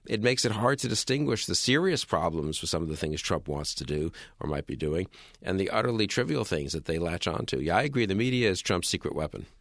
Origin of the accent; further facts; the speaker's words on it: New York City, New York, United States; I'm a New Yorker